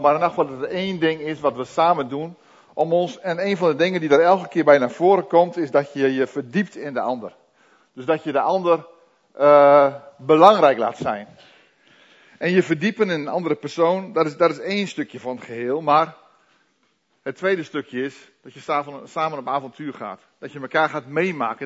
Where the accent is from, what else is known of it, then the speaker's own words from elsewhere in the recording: Netherlands; Wij als Nederlanders